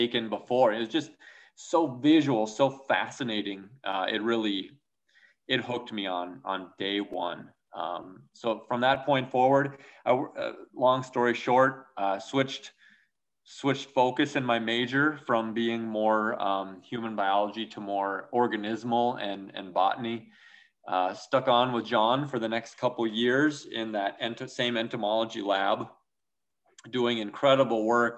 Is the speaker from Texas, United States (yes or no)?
no; Minnesota, United States; moved away as an adult; also born or lived in South Dakota; I grew up in Minnesota, and of course, Minnesota nice is the real deal